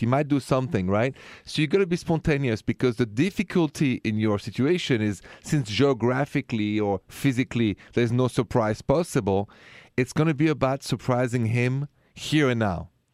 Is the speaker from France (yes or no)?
yes; France; moved away; I'm French